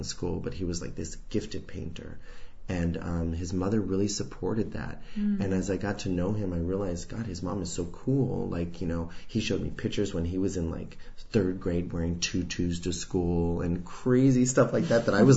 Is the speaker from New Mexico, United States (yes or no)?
yes; Santa Fe, New Mexico, United States; moved away as an adult; now in New York, United States; I grew up in Santa Fe, New Mexico.